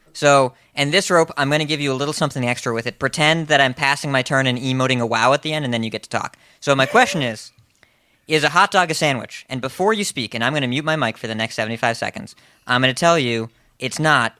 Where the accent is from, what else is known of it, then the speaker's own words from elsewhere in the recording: Massachusetts, United States; I'm from Massachusetts. It's not a Boston thing.